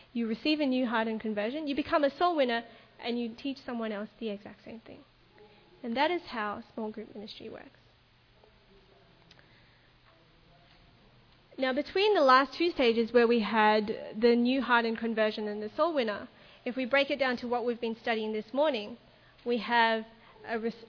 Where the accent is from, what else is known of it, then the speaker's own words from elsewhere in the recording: Melbourne, Victoria, Australia; I grew up in Melbourne in a church called the Melbourne Seventh-day Adventist Church